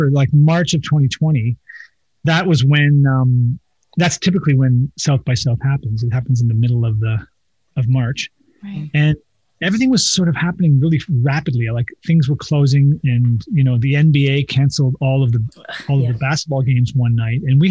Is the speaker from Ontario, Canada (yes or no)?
yes; Toronto, Ontario, Canada; I grew up in Toronto